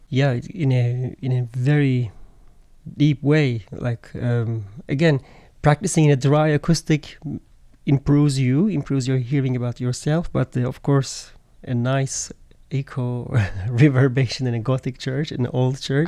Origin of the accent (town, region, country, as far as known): Turkey